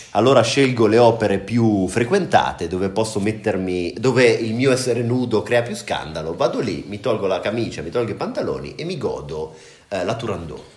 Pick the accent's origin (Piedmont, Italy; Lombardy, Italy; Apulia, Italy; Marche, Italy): Marche, Italy; Senigallia; now in Prague, Czech Republic; Io sono di Senigallia, una città della regione Marche